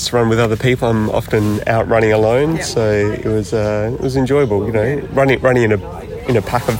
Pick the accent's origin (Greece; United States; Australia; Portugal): Australia; Adelaide, South Australia; So I'm from Adelaide, came up to Darwin, doing a hike up in Catherine